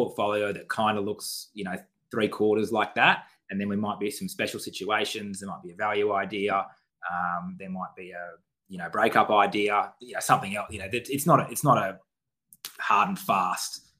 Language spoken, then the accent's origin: English; Western Australia, Australia; moved away; I'm from Western Australia originally as well